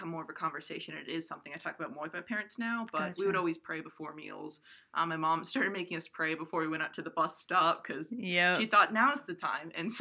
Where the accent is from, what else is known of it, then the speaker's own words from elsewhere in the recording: Coventry, Rhode Island, United States; moved away; I'm from Coventry, Rhode Island